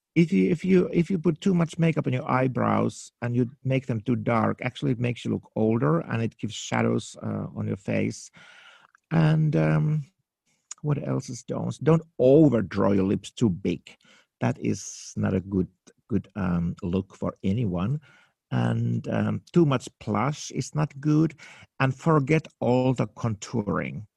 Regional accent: Helsinki, Uusimaa, Finland; English is a second language; moved away as an adult; also born or lived in New York, United States; now in Los Angeles, United States; I was born in Finland, in Helsinki, in a dark night in nineteen sixty-nine

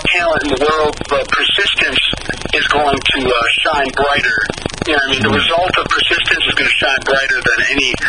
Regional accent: Michigan, United States; I am from Michigan

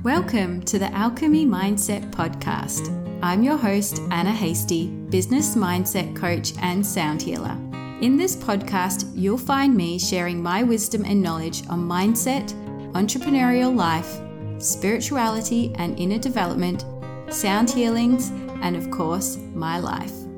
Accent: Yarra Valley, Victoria, Australia; moved away as an adult; also born or lived in Melbourne, Australia; now in Broome, Australia; I'm originally from Victoria, um, from the outskirts of Melbourne in an area called the Yarra Valley. That's where I grew up.

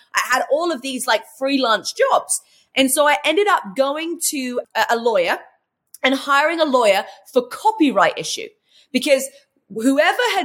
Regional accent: England, United Kingdom; moved away as an adult; also born or lived in London; now in United States; Well, originally I'm from England, if you haven't already worked that out by my accent. And I came to America at 22 years old.

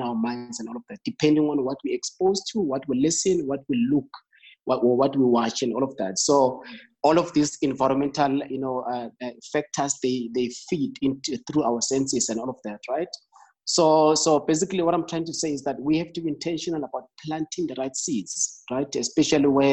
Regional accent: Emakaya, Mpumalanga, South Africa; I grew up in the farm. I'm from Emakaya, back in Mpumalanga

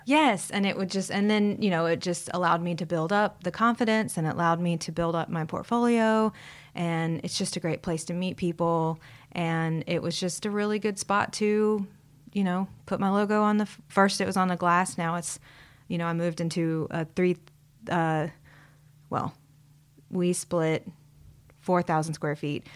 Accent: Huntsville, Alabama, United States; also born or lived in Savannah, Georgia; pretty much grew up here most of my life

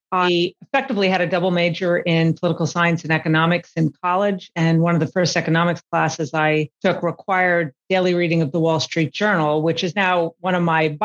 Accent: New York City, New York, United States; I was a Brooklyn-born girl. My parents were first-generation Americans from Norway. They were born and raised in Brooklyn. So I had a New York background

